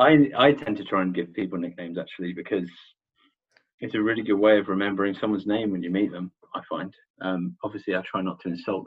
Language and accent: English; London, United Kingdom; So I grew up in Worcester Park. That's one of the many suburbs, I guess, of London, southwest London. It's a funny one because it's London, but it's not central London, and it's traditionally Surrey